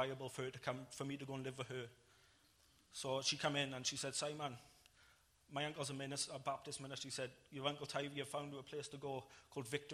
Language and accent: English; Ebbw Vale, Wales, United Kingdom; I went back to my hometown, to Ebbw Vale